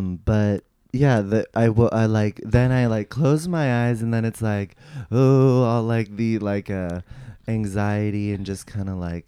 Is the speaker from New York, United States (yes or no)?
no; San Rafael, California, United States; also born or lived in San Francisco; I'm from San Rafael, California, like Marin County. It's like suburb. Yeah. And my mom is Japanese and my dad is a Jewish.